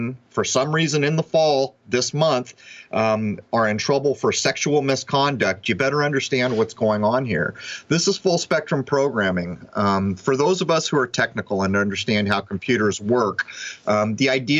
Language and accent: English; United States; I grew up in the United States of America